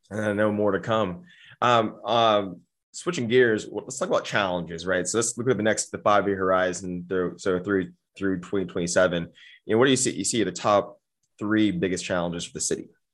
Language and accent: English; Austin, Texas, United States; I grew up in Austin proper, um, seven eight seven four five area